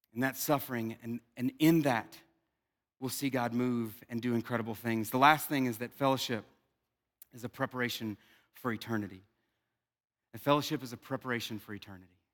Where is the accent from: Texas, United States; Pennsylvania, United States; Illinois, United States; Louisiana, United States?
Louisiana, United States; South; I'm from South Louisiana